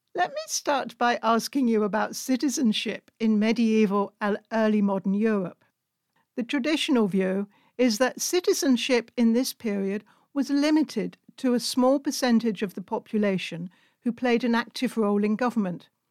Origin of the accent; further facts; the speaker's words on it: United Kingdom; now in Hungary; as a British citizen living in Hungary